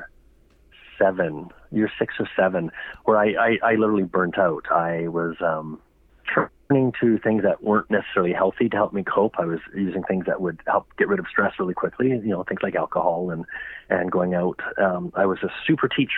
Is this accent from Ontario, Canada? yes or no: no; Alberta, Canada; Growing up in Alberta